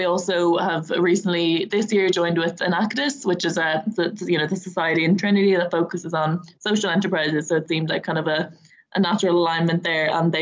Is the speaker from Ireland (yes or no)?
yes; Dublin, Leinster, Ireland; I'm just from Dublin